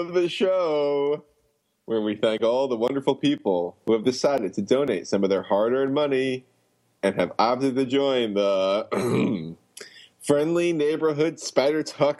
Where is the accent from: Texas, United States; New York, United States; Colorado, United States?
New York, United States; Long Island; But, you know, I did not grow up in New Jersey. I grew up on Long Island.